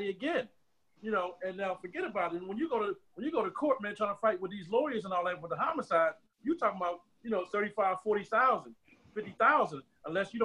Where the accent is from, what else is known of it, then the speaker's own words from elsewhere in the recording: Philadelphia, Pennsylvania, United States; I'm from Germantown, man, Haines Street, Fort Deuce